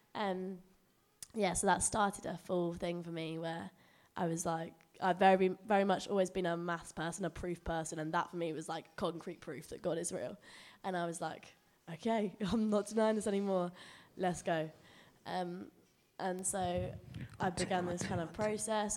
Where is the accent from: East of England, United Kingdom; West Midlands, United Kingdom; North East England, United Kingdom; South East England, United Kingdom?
East of England, United Kingdom; Chelmsford; moved away as an adult; also born or lived in Nottingham; growing up in Chelmsford, Yeah, I went to school here